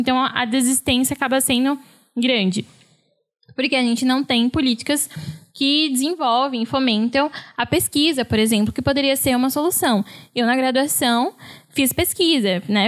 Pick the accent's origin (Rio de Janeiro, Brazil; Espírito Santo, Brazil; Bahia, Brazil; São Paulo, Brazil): São Paulo, Brazil; moved away as an adult; also born or lived in Santa Catarina; eu cresci e morei sempre em São Paulo